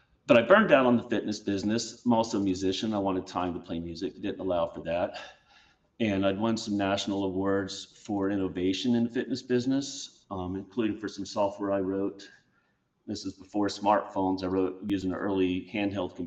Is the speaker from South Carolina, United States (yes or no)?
yes; Charleston, South Carolina, United States; my hometown of Charleston, South Carolina